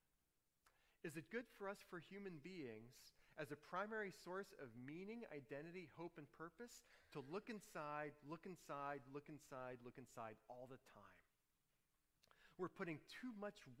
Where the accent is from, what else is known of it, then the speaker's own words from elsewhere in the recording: New Orleans, Louisiana, United States; Growing up in New Orleans, all those humid summers, no air conditioning.